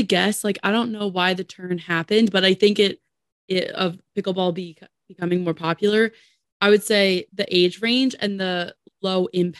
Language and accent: English; New Jersey, United States; New Jersey.